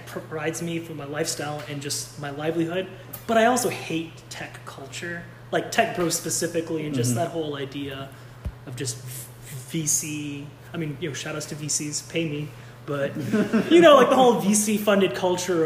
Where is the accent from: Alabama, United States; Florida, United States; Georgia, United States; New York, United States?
Georgia, United States; Atlanta; moved away; also born or lived in Oakland, United States; I'm from Atlanta.